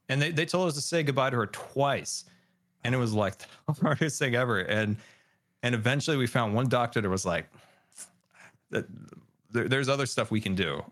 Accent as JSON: {"language": "English", "region": "California", "country": "United States", "tie": "born or raised there", "said": "we grew up in California"}